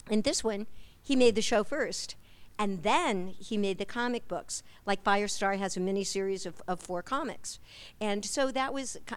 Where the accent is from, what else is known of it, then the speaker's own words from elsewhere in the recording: Midwest, United States; and I was from the Midwest, and then here she is in San Francisco.